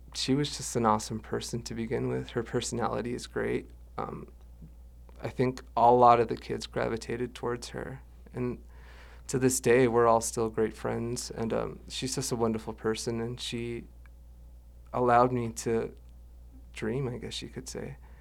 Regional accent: Dulce, New Mexico, United States; also born or lived in Santa Fe, New Mexico / Jemez Pueblo, New Mexico; we moved up to Dulce, where I lived for about twenty-four years.

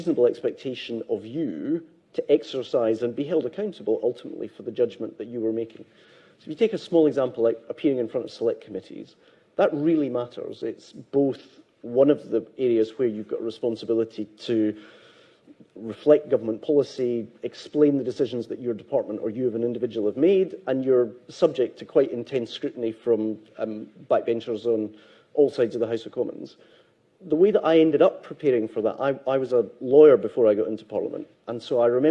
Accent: Renfrewshire, Scotland, United Kingdom; Growing up in the Scottish manse that I grew up in Renfrewshire

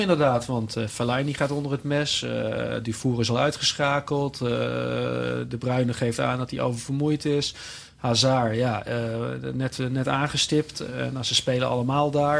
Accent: Tilburg, North Brabant, Netherlands; mijn clubje waar ik vandaan kom. Eh, Tilburg bij Willem II

